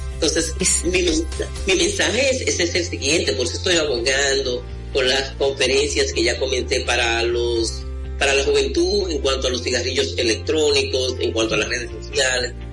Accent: Mao, Valverde, Dominican Republic; en mi pueblo, en Valverde Mam

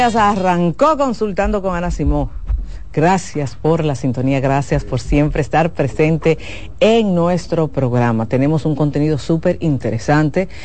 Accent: Dominican Republic

